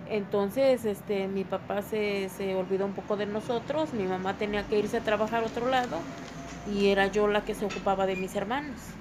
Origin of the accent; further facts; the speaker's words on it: Tulcingo del Valle, Puebla, Mexico; soy de Tulcingo de Valle y vivo aquí actualmente